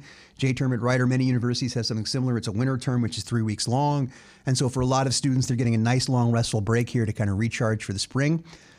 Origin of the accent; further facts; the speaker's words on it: Florida, United States; moved away as an adult; now in New Jersey, United States; Longtime listeners of the show know that I'm from Florida. I did all my teaching down there.